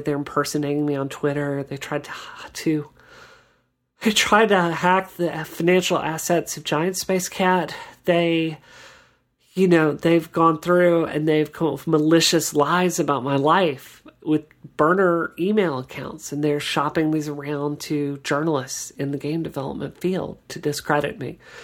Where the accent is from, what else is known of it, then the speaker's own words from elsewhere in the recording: Mississippi, United States; I grew up in Mississippi